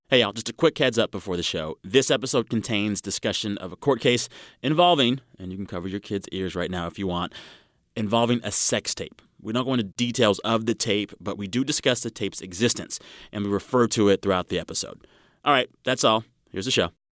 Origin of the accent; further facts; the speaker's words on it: Texas, United States; moved away; That is my home state